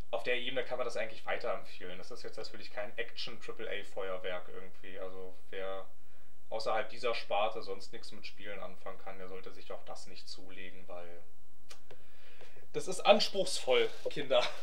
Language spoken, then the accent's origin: German; Germany; lieben wir unsere Autos, wir kommen aus Deutschland.